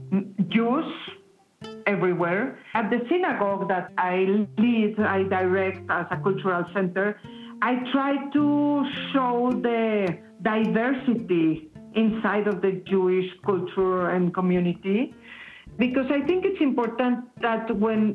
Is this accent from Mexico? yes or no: yes; Mexico City, Mexico; I was born in Mexico City